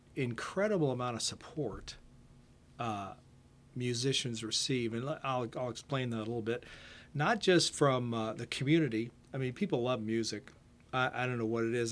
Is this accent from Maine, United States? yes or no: no; Canton, Ohio, United States; now in Winchester; I grew up in Ohio. Uh, spent, uh, my first eighteen years in Canton, Ohio